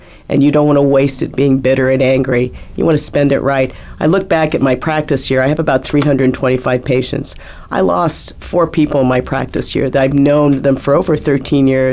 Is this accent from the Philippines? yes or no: yes; Philippines; now in United States; I was born in the Philippines